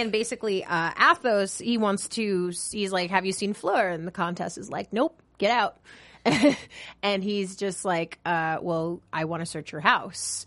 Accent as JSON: {"language": "English", "region": "New York", "country": "United States", "said": "I'm from New York"}